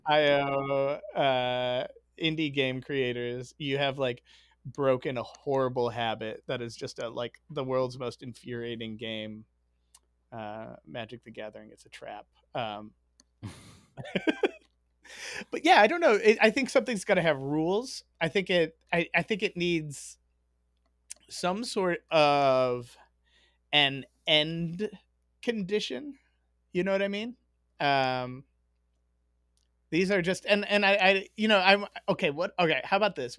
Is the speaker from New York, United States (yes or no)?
no; Chicago, Illinois, United States; I grew up in Chicago